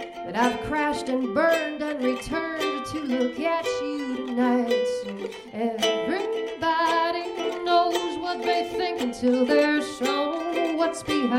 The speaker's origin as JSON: {"language": "English", "town": "Rockford", "region": "Illinois", "country": "United States", "tie": "born or raised there", "said": "Bought a building in my hometown of Rockford, Illinois"}